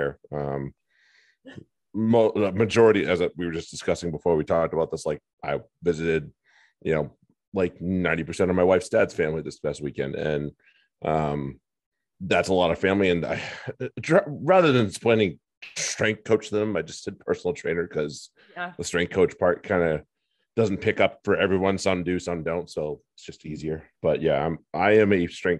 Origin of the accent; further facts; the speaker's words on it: United States; as an American